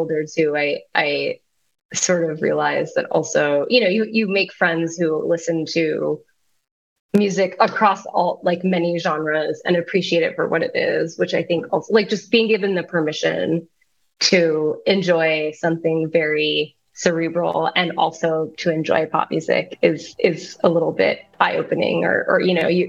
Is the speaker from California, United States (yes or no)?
no; Baltimore, Maryland, United States; also born or lived in New York; I grew up in Baltimore